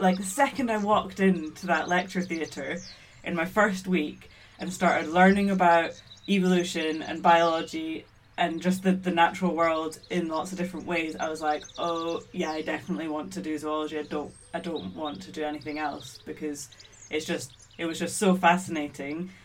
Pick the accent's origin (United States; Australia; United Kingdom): United Kingdom; Scotland; I was born and brought up in Scotland. I'm half Maltese, half Scottish